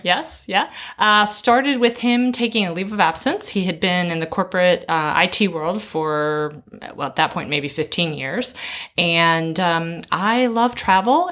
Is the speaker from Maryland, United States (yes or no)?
yes; Maryland, United States; moved away as an adult; also born or lived in North Carolina / Tennessee / Georgia / Florida; now in Shanghai, China; Maryland is my. That's where I spent my most of my childhood